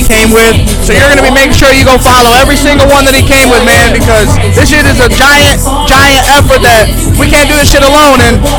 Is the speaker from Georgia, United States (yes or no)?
no; Bay City, Michigan, United States; We came from Bay City, Michigan